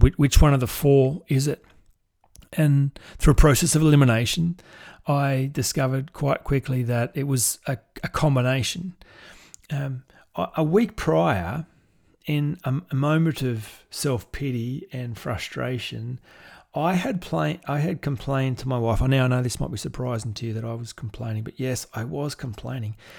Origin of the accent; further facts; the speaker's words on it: Goulburn, New South Wales, Australia; my hometown in Goulburn